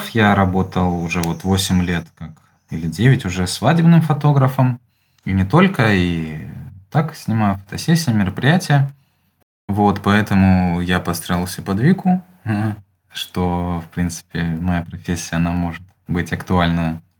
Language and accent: Russian; Ukraine; moved away as an adult; now in Germany; Так, ну мы в Германии уже чуть больше года, приехали весной 22 года. Вот, мы приехали из Украины, и вот, как многие, выбрали место Германия